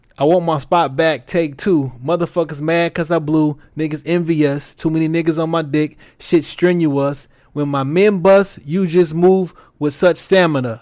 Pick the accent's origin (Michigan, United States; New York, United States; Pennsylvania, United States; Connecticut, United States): Michigan, United States; Detroit; I'm from Detroit